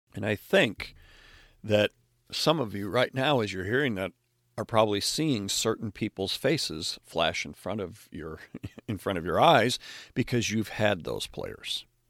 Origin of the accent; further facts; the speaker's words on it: Chicago, Illinois, United States; as a Chicago Bears fan growing up in the Chicago area